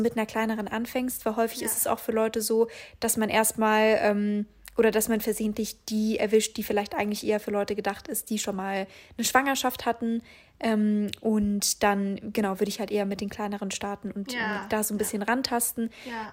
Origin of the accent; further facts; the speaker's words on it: Augsburg, Bavaria, Germany; moved away; wie ich damals in meiner Heimat in Augsburg bin ich damit so, so Stadtsparkasse Sparkasse Augsburg gegangen